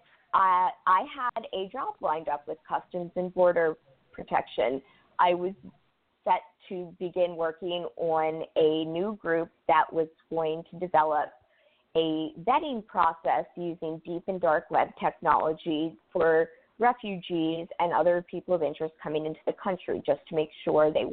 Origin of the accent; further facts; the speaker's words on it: Baltimore, Maryland, United States; also born or lived in Pasadena, Maryland; I was born and raised in Baltimore City, Balmer, trying really hard not to pronounce it that way. I have been a Marylander my whole life.